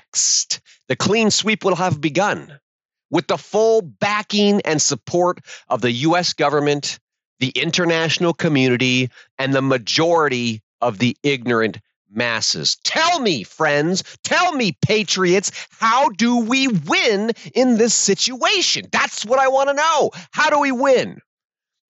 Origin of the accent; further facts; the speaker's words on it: United States; we American patriots